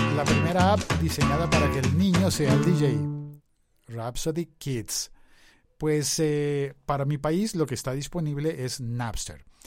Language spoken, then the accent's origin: Spanish; Colombia